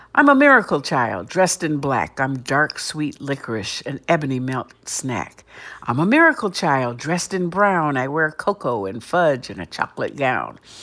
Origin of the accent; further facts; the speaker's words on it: Cleveland, Ohio, United States; I grew up in Cleveland, Ohio